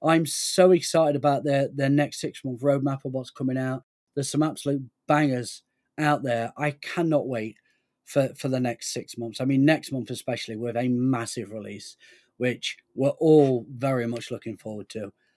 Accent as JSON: {"language": "English", "country": "United Kingdom", "said": "We're British"}